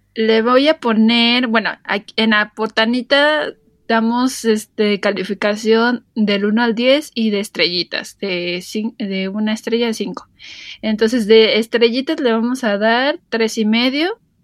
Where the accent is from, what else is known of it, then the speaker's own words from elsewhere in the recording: Mexico; yo soy mexicano